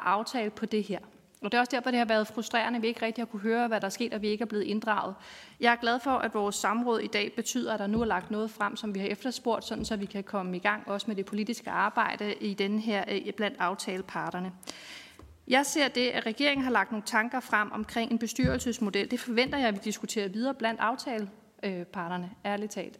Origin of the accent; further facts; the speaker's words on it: North Zealand, Capital Region of Denmark, Denmark; men jeg er fra Nordsjælland